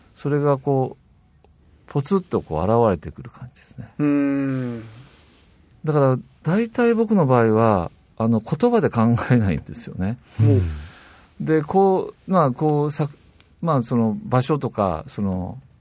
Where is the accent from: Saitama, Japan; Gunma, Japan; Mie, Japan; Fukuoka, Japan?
Fukuoka, Japan; Kitakyushu; 私北九州出身なんですけども。